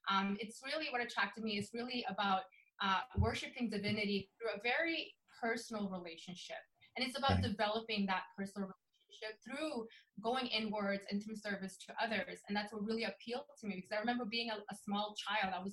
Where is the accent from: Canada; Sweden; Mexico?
Sweden; English is a second language; also born or lived in England; now in Orlando, United States; So actually, I'm from Sweden. Uh, my mom is Dominican. My dad is Swedish. I grew up in Sweden. Um, we ended up moving to England to go to school, and then I moved to America in the year 2000.